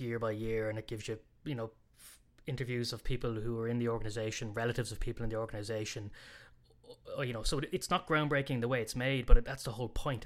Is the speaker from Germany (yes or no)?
no; Ireland; being Irish